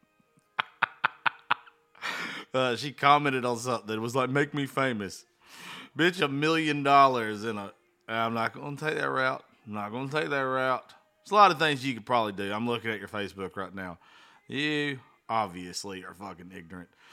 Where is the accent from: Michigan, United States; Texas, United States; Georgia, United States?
Georgia, United States; small town; born or raised there